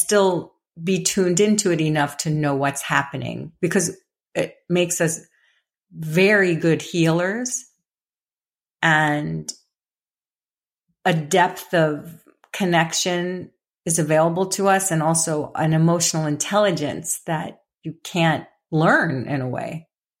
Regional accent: New York City, New York, United States; I grew up in the Bronx in a very blue collar home, in a very blue collar kind of tough neighborhood. And I was a little fairy child.

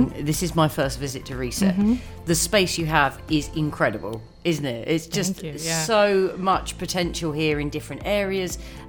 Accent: United Kingdom; as a Brit

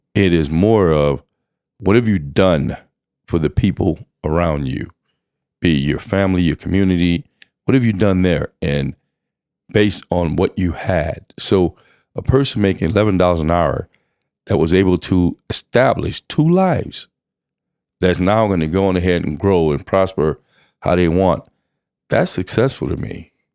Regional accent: Louisiana, United States; also born or lived in Kingston, Jamaica; I grew up in Louisiana, moved from Kingston, Jamaica to Louisiana.

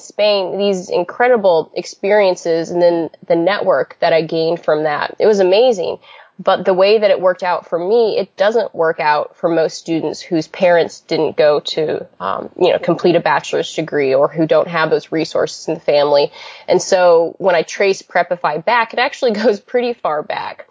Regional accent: Idaho, United States; I grew up in Idaho

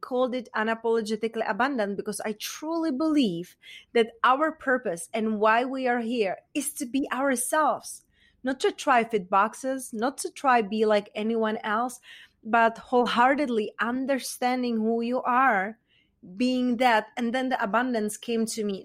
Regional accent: Czechia; accent: Czech; English is a second language; moved away; I was raised, you know, raised and born in Czech Republic, and hence that's where my accent is from

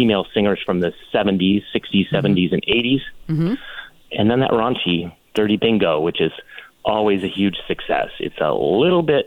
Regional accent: just north of San Francisco, Northern California, United States; now in Palm Springs, United States; I was born in Northern California, just north of San Francisco

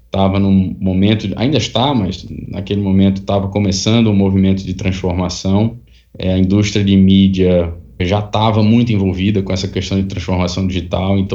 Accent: Recife, Pernambuco, Brazil; Eu nasci em Recife e lá passei boa parte da minha vida. Fiz a, a universidade lá.

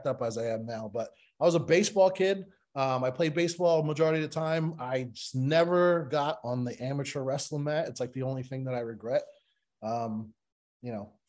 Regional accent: Levittown, United States; now in Florida, United States; I grew up in Levittown

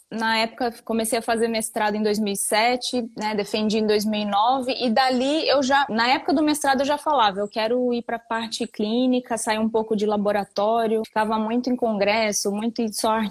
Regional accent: Bahia, Brazil; also born or lived in Bauru; Eu sou de, eu nasci em Bauru, veja bem, nunca morei em Bauru. E aí de lá meu, eu, eu nasci, meus pais já moravam na Bahia. Aí voltei para Bahia, fiquei mudando

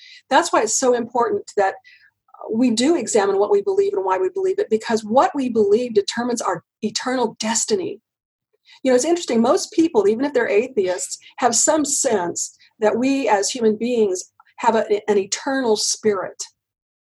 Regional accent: United States; I'm an American and this is the only place I've ever lived

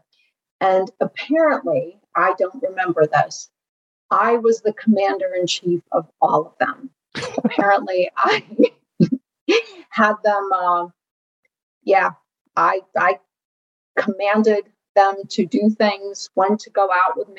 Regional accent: Ukraine; now in United States; I wasn't born in this country. I was born in the Ukraine.

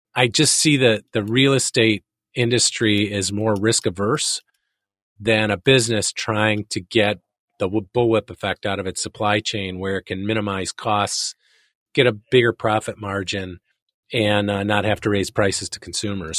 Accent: Chicago, Illinois, United States; I'm Chicagoan

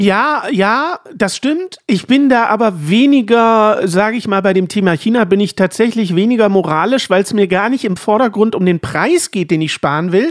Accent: Dresden, Saxony, Germany; wollte ich die Frauenkirche aus Dresden gerne bauen, äh, weil es nun mal meine Heimat ist

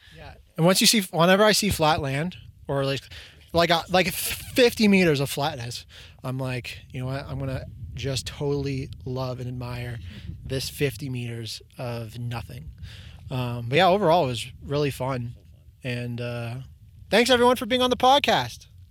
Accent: Markham, Ontario, Canada; I'm from Markham too

